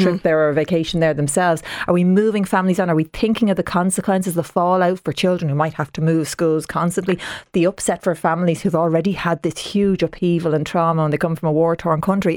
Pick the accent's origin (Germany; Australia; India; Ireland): Ireland; Dublin, Leinster; I'm a proud Dub. Now, I'm from, I'm from the south side kind, I'm from Talla